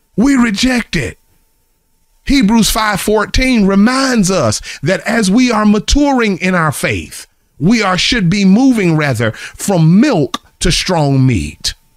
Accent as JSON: {"language": "English", "town": "Charlotte", "region": "North Carolina", "country": "United States", "tie": "born or raised there", "moved": "yes", "said": "my hometown, I am coming to Charlotte this week"}